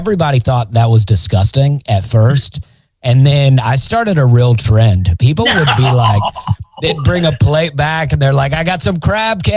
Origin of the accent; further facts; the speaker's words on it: Alabama, United States; I'm from Alabama